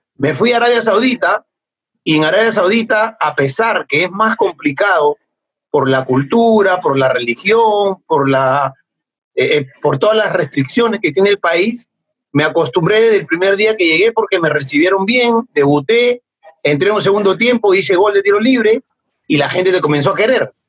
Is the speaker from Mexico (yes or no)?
no; Peru; yo soy peruano